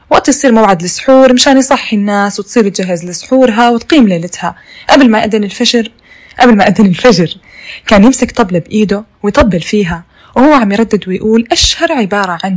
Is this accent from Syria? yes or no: yes; Syria; عندنا في سوريا